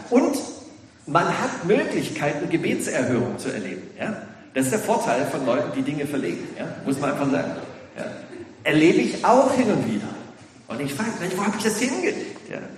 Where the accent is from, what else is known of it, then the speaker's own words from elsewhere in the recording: Ludwigsburg, Baden-Württemberg, Germany; ja, ich komme aus Ludwigsburg, bin der Gemeinschaftspastor.